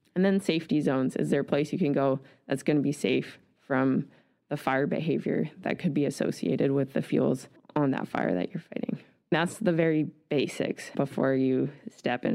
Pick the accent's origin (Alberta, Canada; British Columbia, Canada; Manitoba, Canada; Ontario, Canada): British Columbia, Canada; Nelson; moved away as an adult; also born or lived in Vancouver Island; I grew up in Nelson, B C